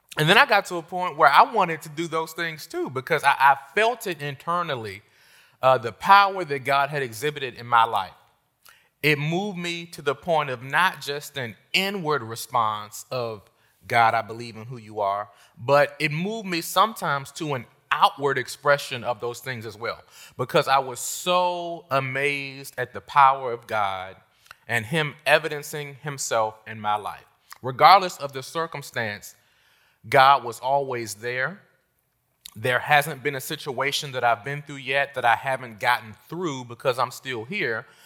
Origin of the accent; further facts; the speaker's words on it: Washington, District of Columbia, United States; moved away as an adult; also born or lived in North Carolina; I left my hometown of Washington, D C, and I went to the South